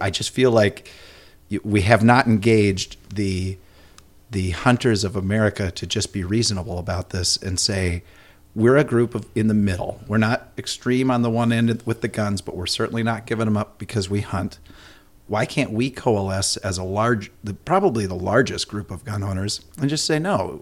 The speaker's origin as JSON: {"language": "English", "region": "Minnesota", "country": "United States", "said": "I'm ultra Minnesotan"}